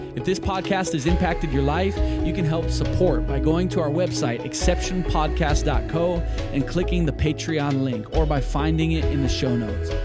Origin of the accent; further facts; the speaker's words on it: Onalaska, Wisconsin, United States; also born or lived in Kenosha, Wisconsin; I grew up in Wisconsin